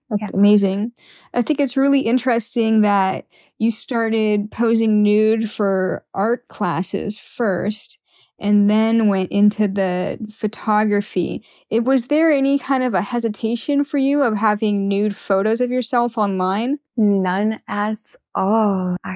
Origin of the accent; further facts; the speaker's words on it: Yalta, Crimea, Ukraine; now in San Francisco, United States; I was born in Crimea